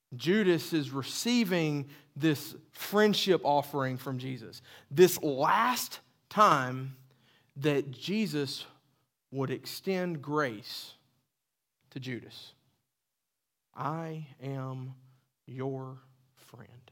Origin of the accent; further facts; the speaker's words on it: the South, United States; accent: southern; That was my southern accent